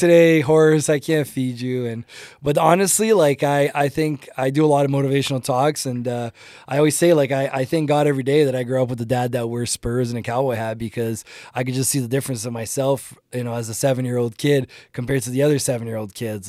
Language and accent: English; Ontario, Canada; English is a second language; also born or lived in Brazil; now in Calgary, Canada; I grew up in Ontario. My, when I moved to Canada, I was nine years old.